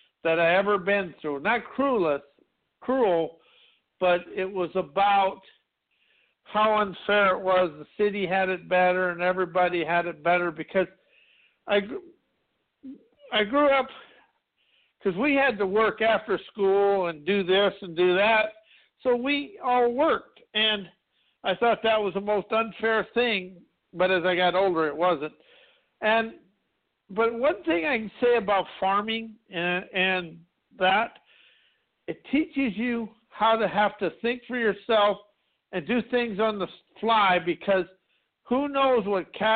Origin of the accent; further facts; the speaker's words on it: South Dakota, United States; I grew up in South Dakota in a small town of 200 people